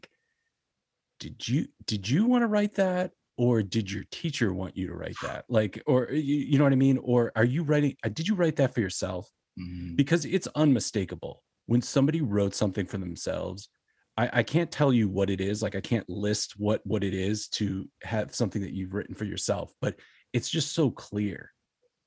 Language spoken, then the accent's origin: English; Buffalo, New York, United States; I grew up in Buffalo